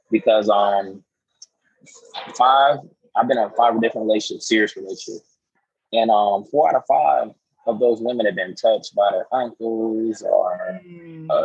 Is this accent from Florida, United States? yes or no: yes; Florida, United States; now in Atlanta, United States; I'm from Florida. And uh, I always like to tell people my soul's in Seattle, my home is in Houston, but I reside in Atlanta.